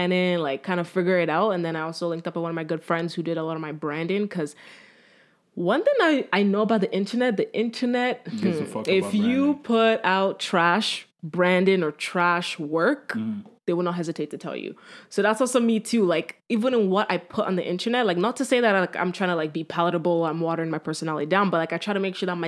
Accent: Nigeria; I am Nigerian

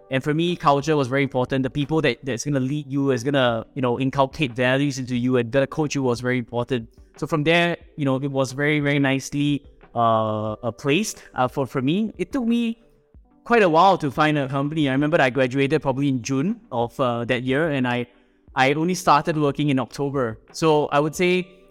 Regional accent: Singapore; I am a Singaporean, born and bred here

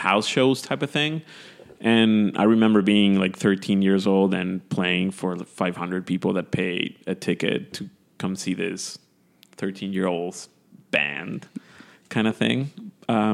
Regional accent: Puerto Viejo, Ecuador; also born or lived in Quito; now in Brooklyn, United States; Born in Quito, and we grew up in Puerto Viejo, which is a small town in the coast

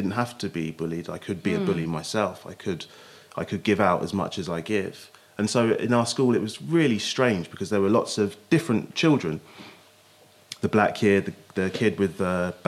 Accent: Basingstoke, South East England, United Kingdom; also born or lived in London; I grew up in Hampshire, in Basingstoke

